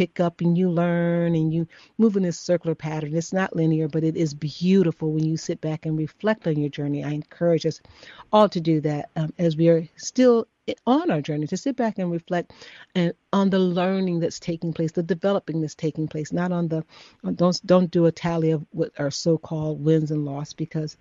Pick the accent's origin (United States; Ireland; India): United States; Chicago, Illinois; I'm from Chicago